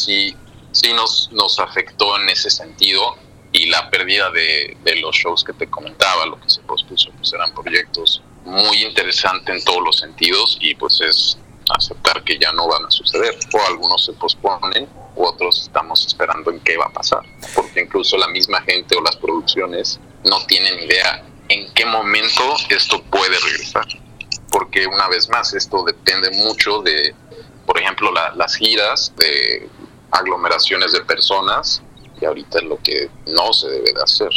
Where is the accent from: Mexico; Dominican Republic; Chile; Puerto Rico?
Mexico; moved away as an adult; now in Madrid, Spain; yo ahora estoy viviendo eh, en Madrid, como mencionaba yo, yo soy de México